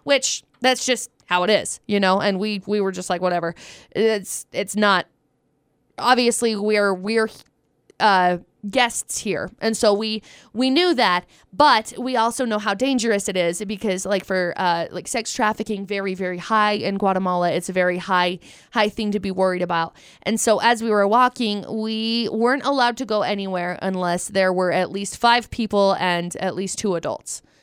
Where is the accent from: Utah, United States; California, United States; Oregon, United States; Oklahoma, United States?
Utah, United States; also born or lived in Vernal; I did grow up in Utah. Um, I've lived here my whole